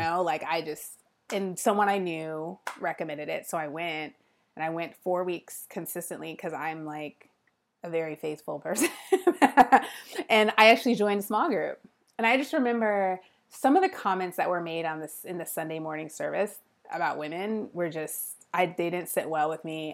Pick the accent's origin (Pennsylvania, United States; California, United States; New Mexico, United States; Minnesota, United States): California, United States; Fremont; Ohlone College is in the town that I grew up in, in Fremont